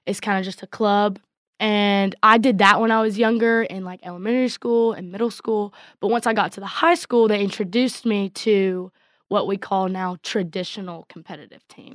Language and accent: English; Coleman, Texas, United States; I grew up in Coleman my whole life